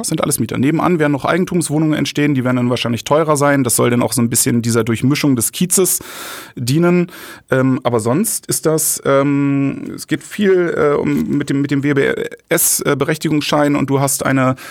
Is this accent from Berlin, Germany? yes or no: yes; Berlin, Germany; gebürtiger Spandauer